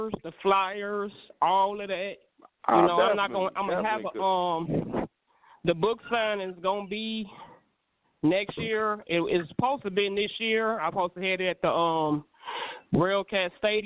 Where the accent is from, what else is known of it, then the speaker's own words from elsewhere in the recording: Gary, Indiana, United States; my hometown